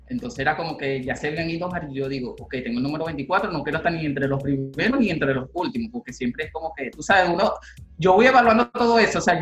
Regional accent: Valle de la Pascua, Guárico, Venezuela; que vengo de Guárico, Valle de la Pascua, que soy de Guárico, del Valle de la Pascua

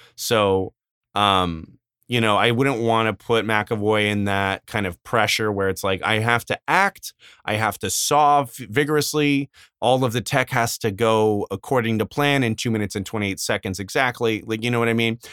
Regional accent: Arizona, United States; we grew up in Arizona

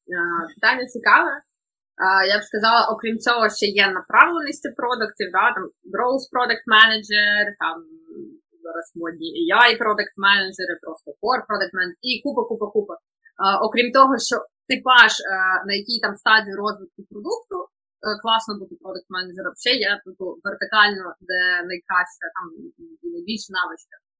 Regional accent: Kharkiv, Kharkiv Oblast, Ukraine; я взагалі з Харкова

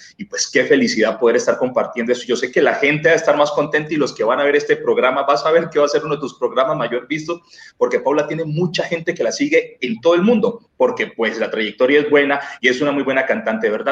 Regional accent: Cali, Valle del Cauca, Colombia; la tierra donde yo nací también, de Cali

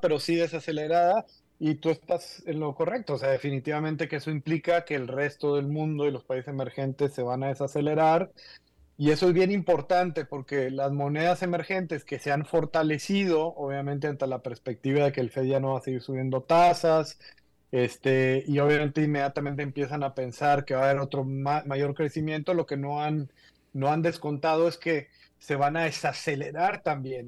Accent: Mexico; Tú y yo somos de México

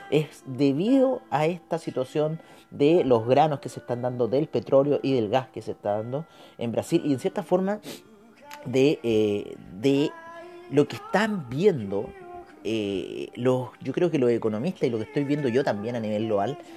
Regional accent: Chile; Así que esperemos que eso nos beneficie a nosotros como chilenos, ¿no?

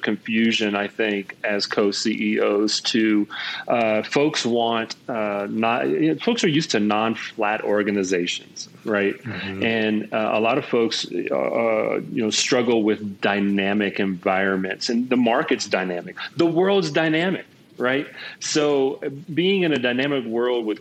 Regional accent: Virginia, United States; I'm from Virginia, and okay. That's where I was born

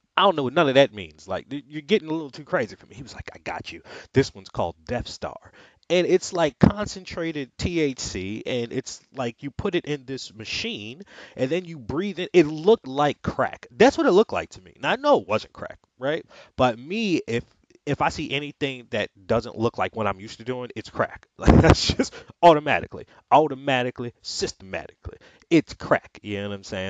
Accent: New York, United States; I'm from New York. Like, I've been robbed at gunpoint twice

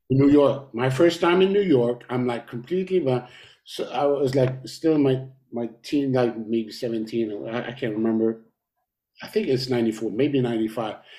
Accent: Montreal, Quebec, Canada; we came from Montreal

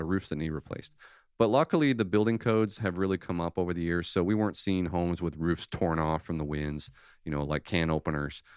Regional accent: Michigan, United States; now in Orlando, United States; I grew up in Michigan

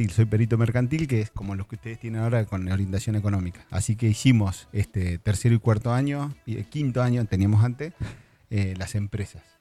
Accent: Junín, Buenos Aires Province, Argentina; born or raised there; moved away as an adult; now in Bahía Blanca, Argentina

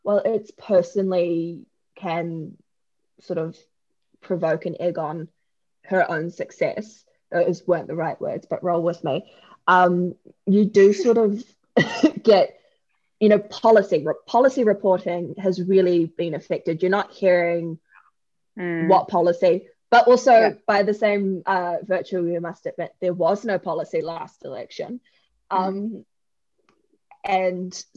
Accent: Auckland, New Zealand; I grew up in the Botany area

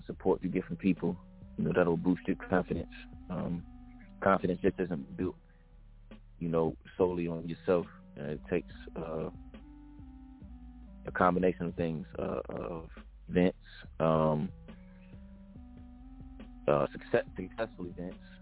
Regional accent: Atlanta, Georgia, United States; moved away as an adult; now in San Diego, United States; I'm from Atlanta, Georgia, living in San Diego

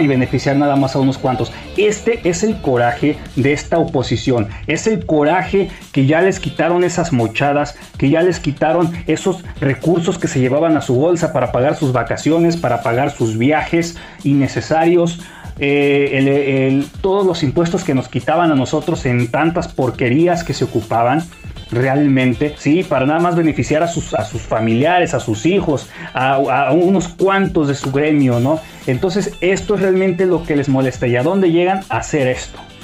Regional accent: Mexico; mi pueblo de México

